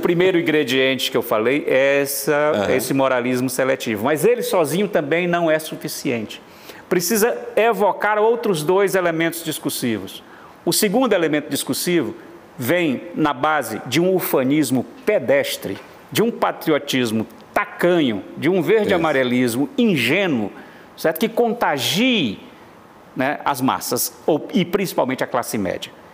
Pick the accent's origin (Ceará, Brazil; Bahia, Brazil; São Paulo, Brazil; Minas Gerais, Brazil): Ceará, Brazil; Fortaleza; Eu nasci em Fortaleza, de costas, portanto, para o sertão, nasci no litoral